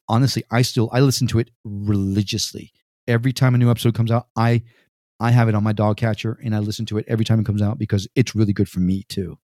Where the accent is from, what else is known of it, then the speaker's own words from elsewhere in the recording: Connecticut, United States; moved away as an adult; also born or lived in Puerto Rico / New York City; now in Miami, United States; I was raised in Connecticut